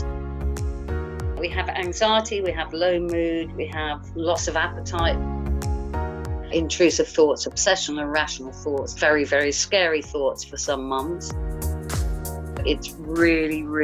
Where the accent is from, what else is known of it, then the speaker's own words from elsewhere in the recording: Guildford, South East England, United Kingdom; I'm from Guildford in Surrey